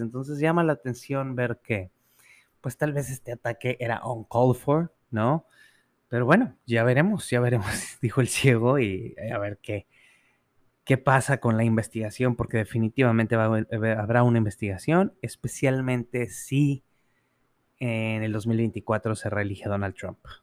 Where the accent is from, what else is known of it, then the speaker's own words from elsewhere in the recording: Mexico; como mexicanos